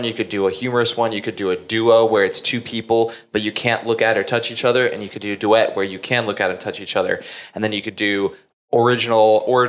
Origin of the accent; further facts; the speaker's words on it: Carrollton, Texas, United States; Grew up in a suburb called Carrollton